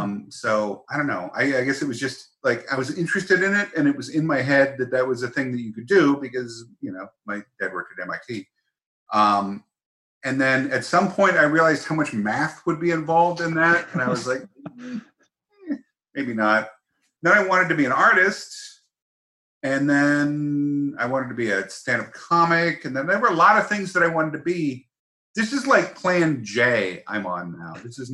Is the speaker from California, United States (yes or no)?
yes; San Diego, California, United States; also born or lived in Massachusetts; We moved to San Diego when I was like 10, so I don't know what counts as growing up. I grew up in Massachusetts and then San Diego.